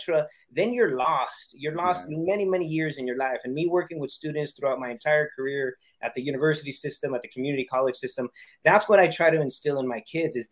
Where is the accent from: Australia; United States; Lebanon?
United States; California; as Chicanos, you know, growing up in California